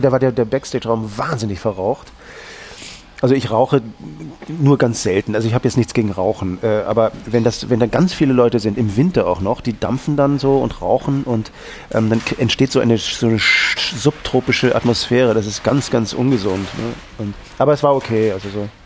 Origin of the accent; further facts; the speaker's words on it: Northern Germany, Germany; now in Austria; ich bin ja aus Norddeutschland, da hat man dann eben diese Affinität nach Skandinavien